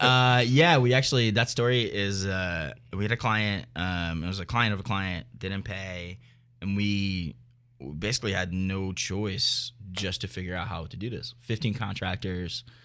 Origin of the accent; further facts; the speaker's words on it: Philadelphia, Pennsylvania, United States; also born or lived in New York; I've been in the, in this industry for a very long time in Philly, so, and I love it. It's my hometown.